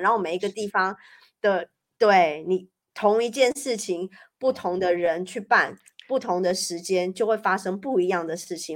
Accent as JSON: {"language": "Chinese", "country": "Taiwan", "moved": "as an adult", "lives_now": "Paris, France", "said": "我们台湾人"}